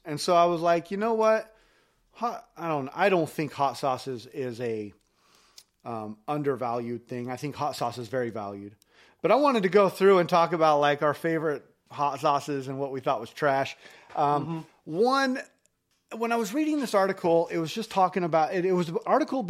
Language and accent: English; Elmira, Oregon, United States; also born or lived in Idaho; after we moved from Idaho, I moved down to a little spot like right outside of Eugene called Vinita, Elmira